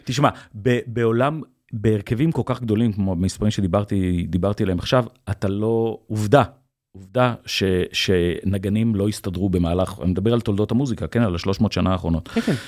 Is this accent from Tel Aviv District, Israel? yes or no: no; Kfar Monash, Central District, Israel; גדלתי בעמק חפר